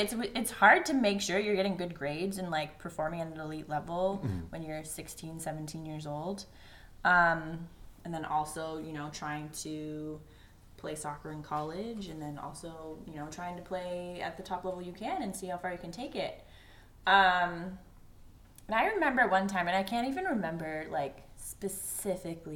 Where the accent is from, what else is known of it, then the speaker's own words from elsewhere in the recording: Ontario, Canada; I was born and raised in Ontario, Canada.